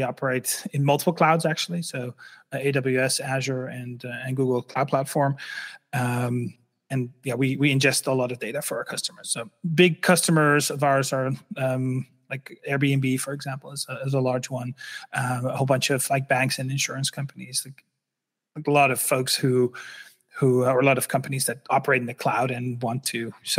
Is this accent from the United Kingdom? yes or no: no; Netherlands; English is a second language; I'm originally from the Netherlands. Sometimes I still have a slight accent, but it's not that big anymore.